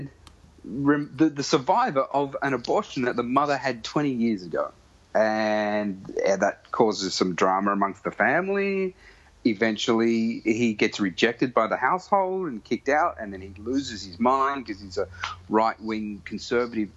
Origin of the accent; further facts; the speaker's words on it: Sydney, New South Wales, Australia; I grew up in Western Sydney